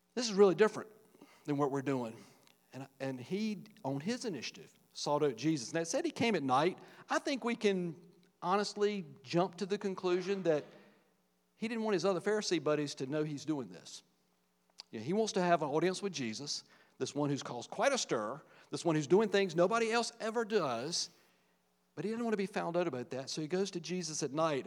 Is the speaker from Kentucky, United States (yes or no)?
no; Virgilina, Virginia, United States; the little small rural community I grew up in in Virgilina, Virginia, little farming community